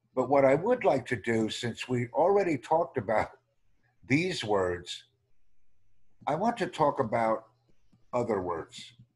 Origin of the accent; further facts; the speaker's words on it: United States; I'm from the United States